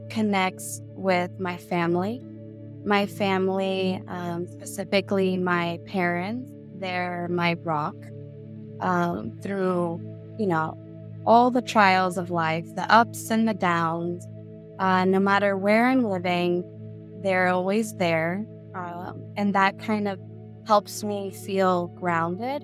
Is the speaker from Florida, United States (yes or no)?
yes; Miami, Florida, United States; now in North County San Diego, United States; growing up in Miami, Florida, when I was younger